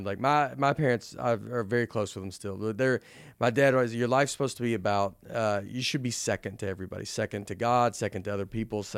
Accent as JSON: {"language": "English", "region": "Tennessee", "country": "United States", "also_born_or_lived": "New York", "moved": "yes", "said": "I'm being from Tennessee"}